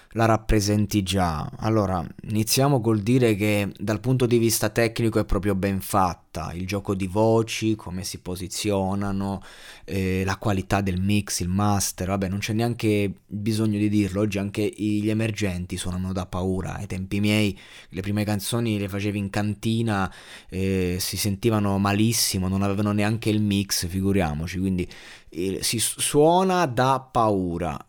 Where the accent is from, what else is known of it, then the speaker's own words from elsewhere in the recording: Abruzzo, Italy; io sono abruzzese